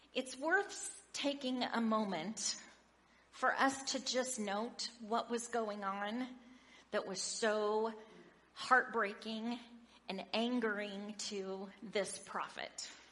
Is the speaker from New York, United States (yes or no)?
no; Oregon, United States; I grew up in Oregon in a large family